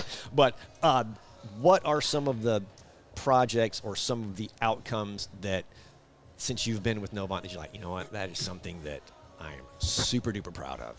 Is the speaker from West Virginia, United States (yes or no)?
no; Memphis, Tennessee, United States; now in Charlotte, United States; I grew up in Memphis